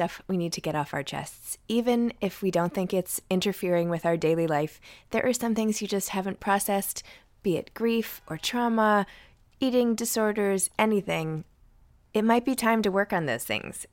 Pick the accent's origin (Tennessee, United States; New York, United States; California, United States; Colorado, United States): New York, United States; I'm a New Yorker